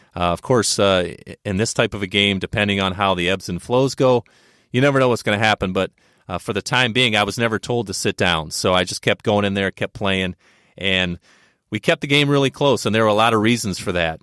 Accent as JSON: {"language": "English", "region": "Ohio", "country": "United States", "said": "I'm from Ohio"}